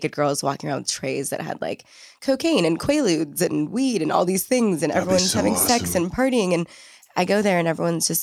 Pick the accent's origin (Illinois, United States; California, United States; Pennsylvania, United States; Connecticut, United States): California, United States; Southern; also born or lived in Malibu / Ventura; I'm born and raised native Southern California